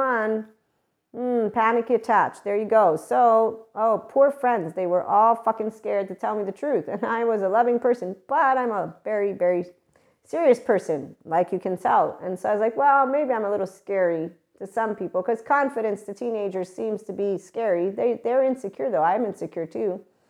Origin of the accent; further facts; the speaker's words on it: United States; Being that I am an American, was raised in a military environment.